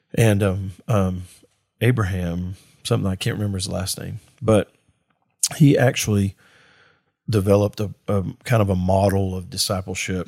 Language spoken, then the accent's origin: English; Mississippi, United States; I'm from Mississippi